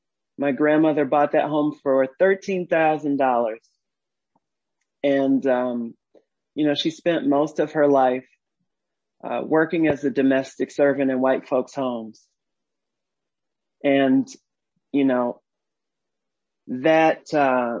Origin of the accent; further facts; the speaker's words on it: Detroit, Michigan, United States; I was born in Detroit and raised on the West Side.